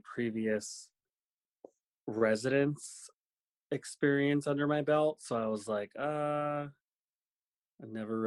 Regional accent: Lac du Flambeau Indian Reservation, northern Wisconsin, United States; moved away; we were all born and raised on the Lac du Flambeau Indian Reservation, which is in northern Wisconsin

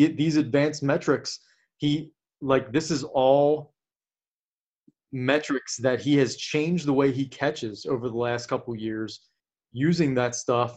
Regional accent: Cincinnati, Ohio, United States; we're from Cincinnati, and the Reds are our team

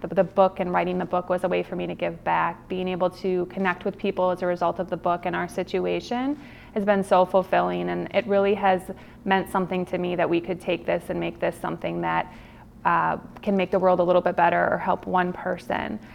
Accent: Milwaukee, Wisconsin, United States; also born or lived in Cincinnati, Ohio; I absolutely love growing up in Milwaukee

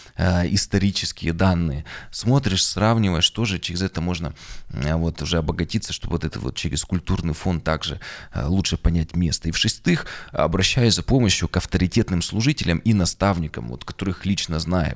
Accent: Yekaterinburg, Sverdlovsk Oblast, Russia; Я родился на Урале, в Екатеринбурге в 1985 году.

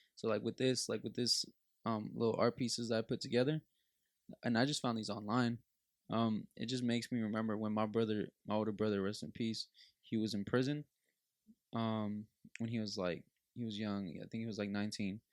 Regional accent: Los Angeles, California, United States; growing up in Los Angeles

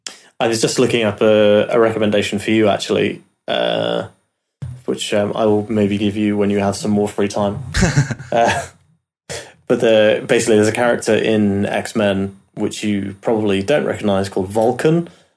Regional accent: United Kingdom; Obviously, being British, it's a bit of a thrill to get a character from where I'm from.

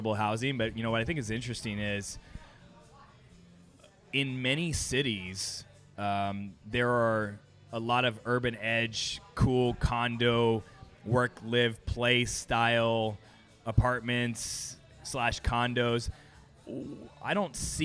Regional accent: Los Angeles, California, United States; also born or lived in Arizona / Las Vegas / New York; now in Orlando, United States; I grew up in Los Angeles.

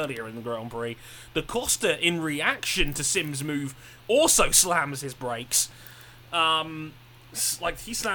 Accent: United Kingdom; I'm the British guy here

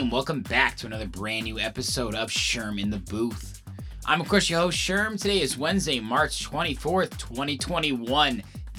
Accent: Indiana, United States; I came from Indiana. Tried to make it in Chicago thinking it was going to be easy peasy.

